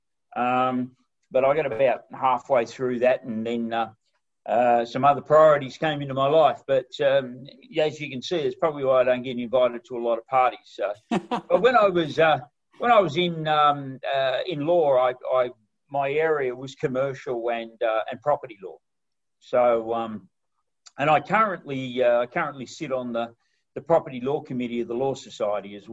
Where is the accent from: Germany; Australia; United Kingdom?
Australia; Broken Hill, New South Wales; I grew up in Broken Hill